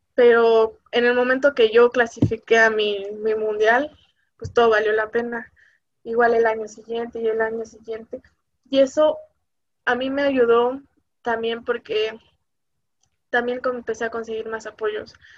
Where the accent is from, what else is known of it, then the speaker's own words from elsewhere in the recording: Mexico; aquí en México